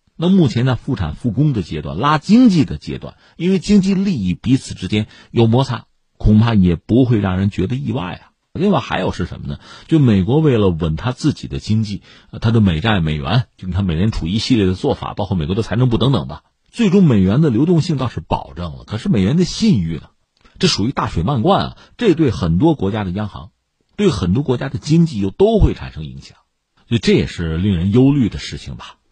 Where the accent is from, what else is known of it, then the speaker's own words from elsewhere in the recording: China; 作为中国人呢，我们